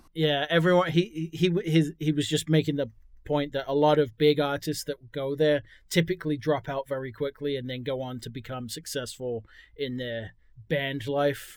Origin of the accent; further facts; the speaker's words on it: England, United Kingdom; moved away; I'm from England originally